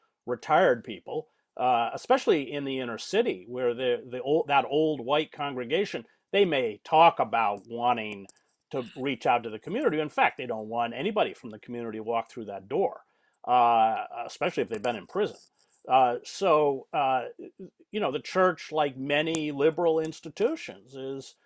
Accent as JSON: {"language": "English", "country": "United States", "said": "because I'm white, because I'm male, because I'm American"}